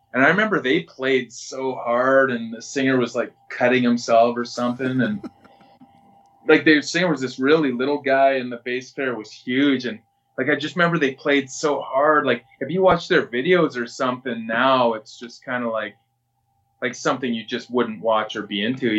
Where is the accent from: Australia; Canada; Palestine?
Canada; Regina, Saskatchewan; I'm from the North End of Regina